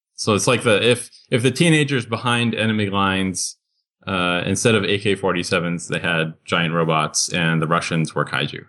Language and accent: English; Boston, Massachusetts, United States; I grew up on Godzilla, watching Creature Double Feature on WLVI Channel 56 in Boston